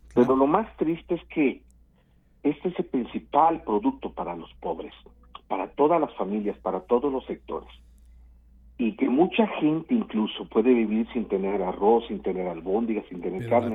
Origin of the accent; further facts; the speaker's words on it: Coatzacoalcos, Veracruz, Mexico; moved away as an adult; now in Mexico City, Mexico; yo Nací hace algunos añitos en, en Coatzacoalcos, Veracruz